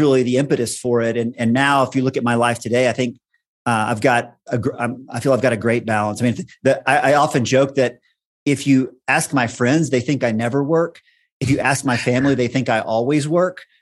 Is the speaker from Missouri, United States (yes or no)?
no; Texas, United States; moved away as an adult; now in Boulder, United States; I grew up in Texas, had most of my career in Texas